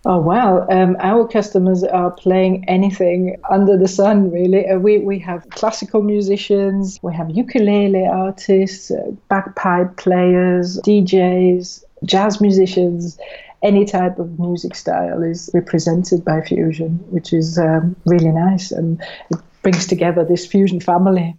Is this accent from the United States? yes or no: no; Switzerland; now in United Kingdom; I'm from Switzerland originally